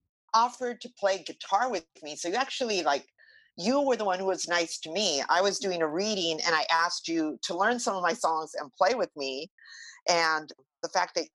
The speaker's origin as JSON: {"language": "English", "town": "Los Angeles", "region": "California", "country": "United States", "tie": "born or raised there", "said": "I grew up in East"}